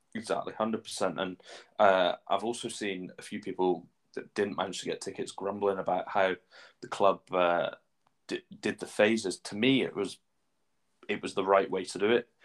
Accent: Shrewsbury, West Midlands, United Kingdom; moved away as an adult; now in Scotland; I'm a Shrewsbury Town fan as well, my hometown club

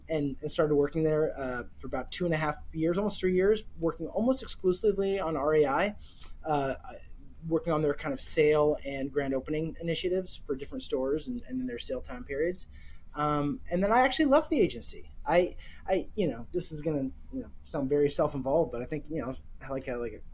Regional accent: Seattle, Washington, United States; I'm born and raised in Seattle

